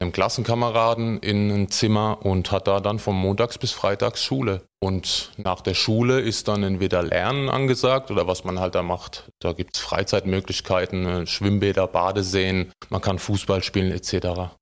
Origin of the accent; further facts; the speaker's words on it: Heidelberg, Baden-Württemberg, Germany; als äh, Heidelberger, Badener